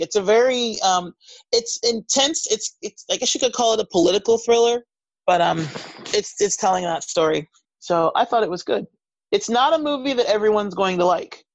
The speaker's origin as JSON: {"language": "English", "country": "United States"}